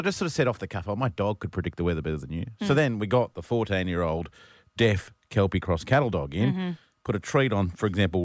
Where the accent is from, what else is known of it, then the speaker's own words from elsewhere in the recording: Australia; I'm an Aussie